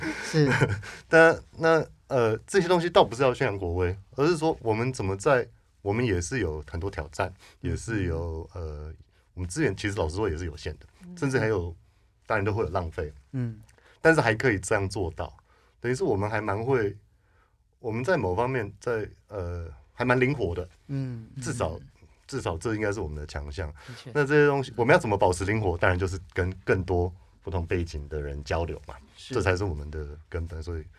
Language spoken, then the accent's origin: Chinese; Taiwan; 它基本上就是我身为台湾人很希望我们国家多做的事情嘛。